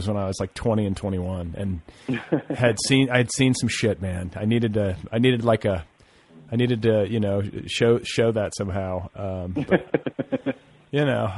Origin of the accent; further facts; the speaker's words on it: Indiana, United States; moved away; also born or lived in Boulder, Colorado; growing up in Indiana